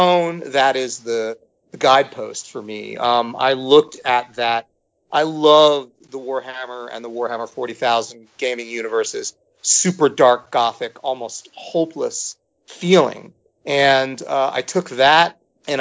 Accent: United States; as an American, as a Westerner

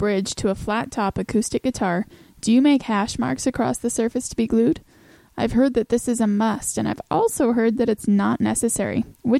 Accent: Texas, United States

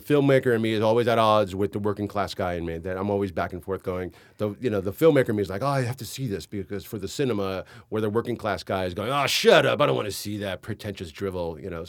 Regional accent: New York, United States; born there; I know I'm an American. I was born in New York. I know how to make an American movie.

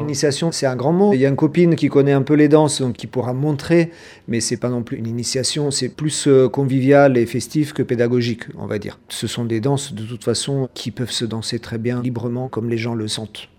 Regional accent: central Italy, Italy; now in Nantes, France; je viens du centre de l'Italie. Donc chez nous, la danse typique, ça s'appelle saltarello

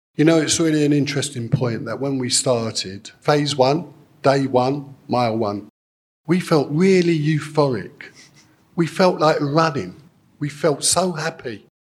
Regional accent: United Kingdom; we're British, and it's great to be British

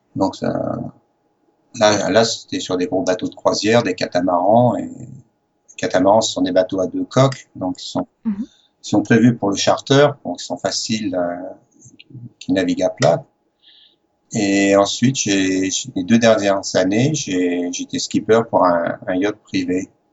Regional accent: Les Sables-d'Olonne, Pays de la Loire, France; born or raised there; accent: French; moved away as an adult; also born or lived in Paris / Morocco / Algeria / Cairns, Australia; now in Australia

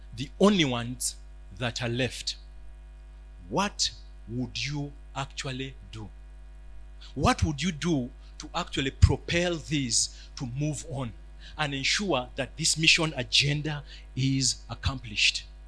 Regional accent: Uganda

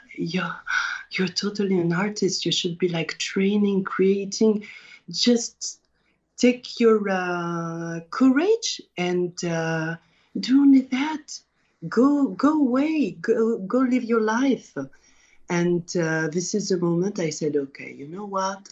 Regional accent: France; also born or lived in Paris; I was born in France, but we always travel to Tunisia because we have all our family there each year

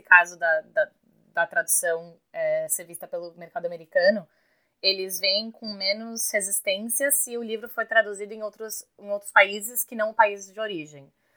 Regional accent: Brazil; first language Portuguese; moved away as an adult; now in New York, United States; Eu sou bem brasileira

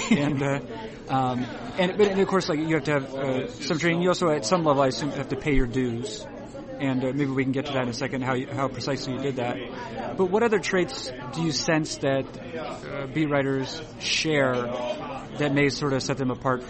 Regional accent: Boston, Massachusetts, United States; moved away; I grew up in Boston

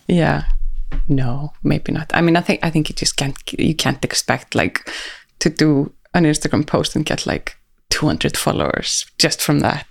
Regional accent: Reykjavik, Capital Region, Iceland; here in Reykjavik

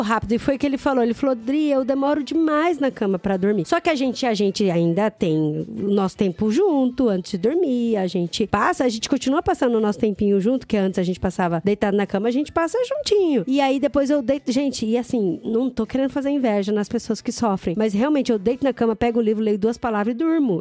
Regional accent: Brazil; moved away as an adult; vou falar português

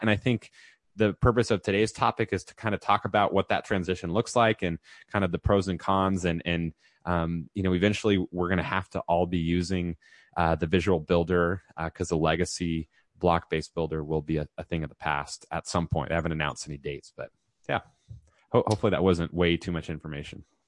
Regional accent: California, United States; moved away as an adult; also born or lived in Texas; I was previously in Texas and just made it back to California where I'm from

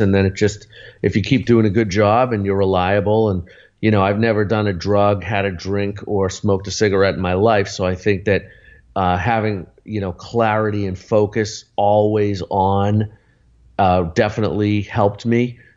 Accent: Arlington, Massachusetts, United States; Lexington Music Center, which was next to Arlington, where I grew up in Boston

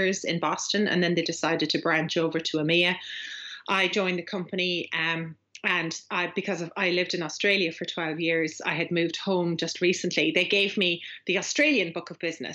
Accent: Ireland; accent: Irish; now in West of Ireland, Ireland; I'm Irish

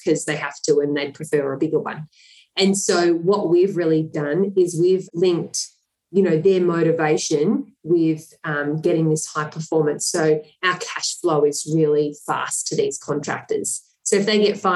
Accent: Melbourne, Victoria, Australia; I actually grew up in the eastern suburbs, so in Mitcham

